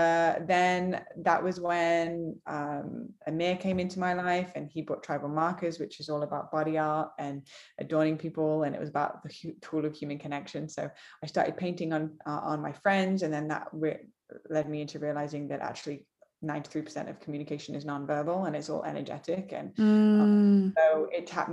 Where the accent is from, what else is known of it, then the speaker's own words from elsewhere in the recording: Manchester, North West England, United Kingdom; Born and raised in Manchester, England